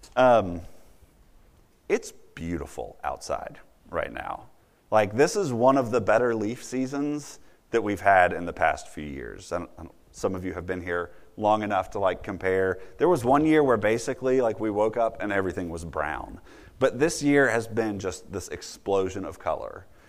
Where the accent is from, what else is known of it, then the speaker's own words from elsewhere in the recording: Virginia, United States; as a little kid growing up in Virginia